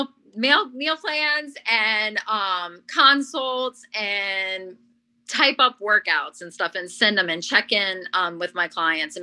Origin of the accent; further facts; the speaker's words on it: Louisiana, United States; my home state of Louisiana